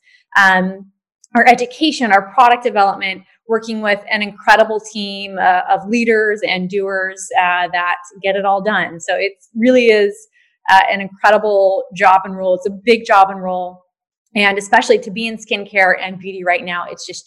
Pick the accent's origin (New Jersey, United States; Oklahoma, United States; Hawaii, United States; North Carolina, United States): Hawaii, United States; moved away; also born or lived in New York; I grew up in Hawaii, which is a very different place to grow up than most of the US